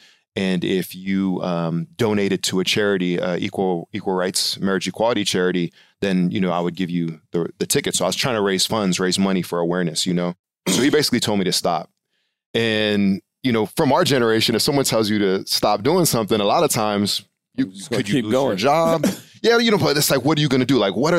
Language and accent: English; Chicago, Illinois, United States; also born or lived in Nigeria; So what it was I was born in Chicago. So that's why it was special for me to play with the Bears.